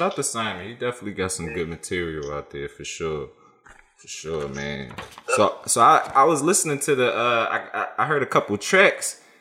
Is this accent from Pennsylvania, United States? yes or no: yes; Philadelphia, Pennsylvania, United States; growing up in Philly is tough, bro